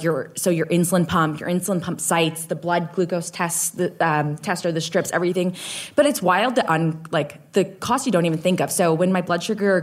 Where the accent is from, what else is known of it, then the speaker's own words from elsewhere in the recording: Guelph, Ontario, Canada; moved away as an adult; now in Nova Scotia, Canada; I've lived in Nova Scotia for about 9 or 10 years now, but I grew up in Guelph, Ontario